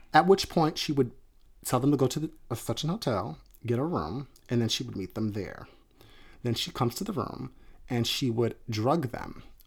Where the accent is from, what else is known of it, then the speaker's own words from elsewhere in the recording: outside of Atlantic City, New Jersey, United States; I grew up outside of Atlantic City